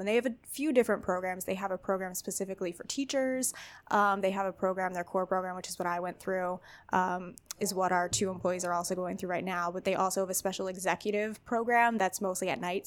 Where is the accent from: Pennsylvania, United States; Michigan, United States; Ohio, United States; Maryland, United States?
Pennsylvania, United States; Wilkes-Barre; I grew up in Wilkes-Barre